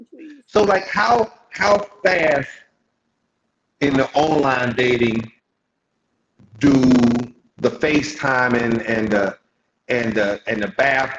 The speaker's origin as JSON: {"language": "English", "town": "Columbus", "region": "Georgia", "country": "United States", "tie": "born there", "said": "I was born in Columbus."}